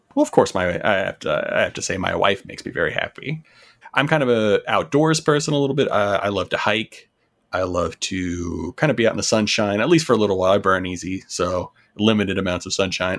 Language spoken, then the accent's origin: English; North Carolina, United States; also born or lived in Florida; I was born in Florida, stayed there until I was about eight, and then I moved to North Carolina